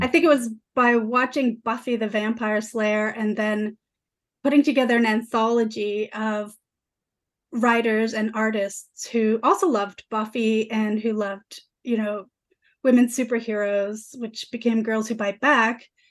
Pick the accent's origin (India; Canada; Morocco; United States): Canada; Toronto, Ontario; also born or lived in Vancouver; I grew up in Parkdale, downtown Toronto